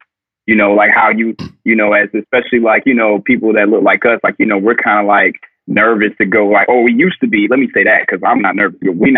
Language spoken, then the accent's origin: English; the South, United States; growing up in the South and growing up in a traditional household